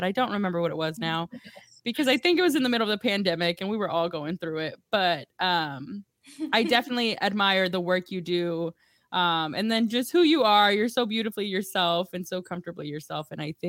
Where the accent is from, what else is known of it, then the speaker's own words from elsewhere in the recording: Dallas, Texas, United States; we're from Dallas